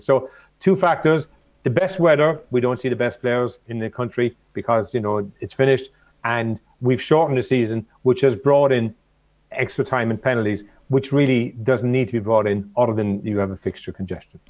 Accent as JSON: {"language": "English", "town": "Cork", "region": "Munster", "country": "Ireland", "tie": "born or raised there", "said": "growing up in Cork"}